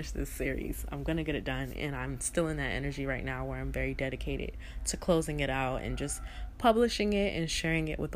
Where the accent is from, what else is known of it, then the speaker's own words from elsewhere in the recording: Newark, New Jersey, United States; I'm originally from Newark, New Jersey. I'm born and raised